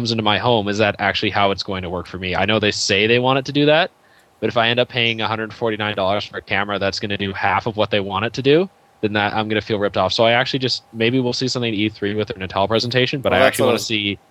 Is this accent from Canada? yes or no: yes; Canada; I'm Canadian